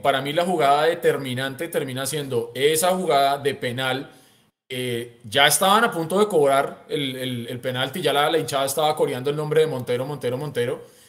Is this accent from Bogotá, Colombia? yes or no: yes; Bogotá, Colombia; moved away as an adult; now in Santa Cruz, Bolivia; como buen rolo que soy